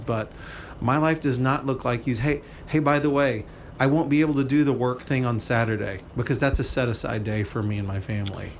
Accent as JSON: {"language": "English", "country": "United States", "said": "American Christians"}